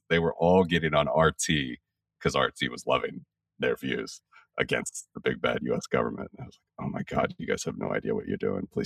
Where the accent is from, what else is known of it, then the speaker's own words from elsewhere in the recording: Ohio, United States; moved away; also born or lived in Latvia; I grew up in Ohio